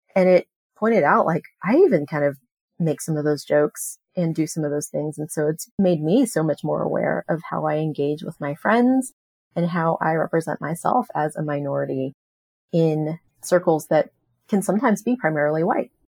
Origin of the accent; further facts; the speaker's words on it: United States; I am a Chinese American. I was born here in the United States